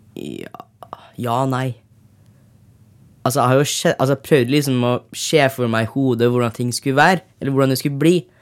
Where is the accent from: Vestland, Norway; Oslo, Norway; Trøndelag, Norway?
Trøndelag, Norway; Trondheim; Jeg kommer fra Trondheim